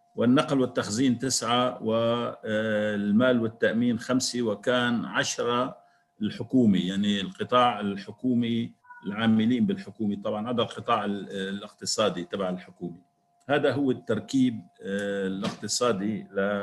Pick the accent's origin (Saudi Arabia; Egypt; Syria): Syria